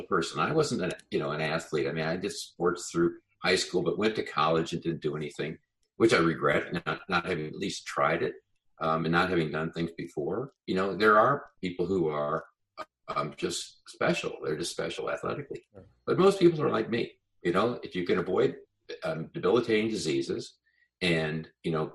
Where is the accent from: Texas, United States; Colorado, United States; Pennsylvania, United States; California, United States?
Colorado, United States; I grew up in Colorado